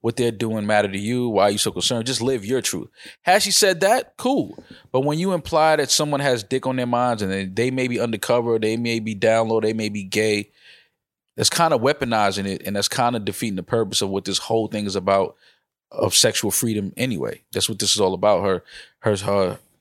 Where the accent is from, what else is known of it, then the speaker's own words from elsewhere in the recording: New York, United States; growing up in New York